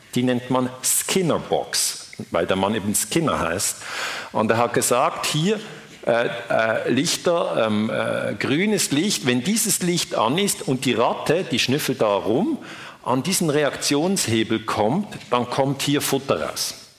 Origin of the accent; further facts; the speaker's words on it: Switzerland; ich bin Schweizer